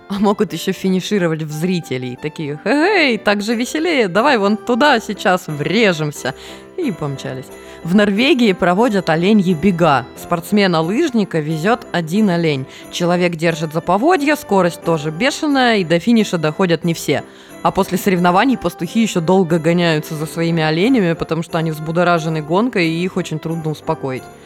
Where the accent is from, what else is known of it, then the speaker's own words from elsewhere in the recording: Norilsk, Krasnoyarsk Krai, Russia; moved away; Я выросла в Норильске, и у нас там бывало дуло так, что люди летали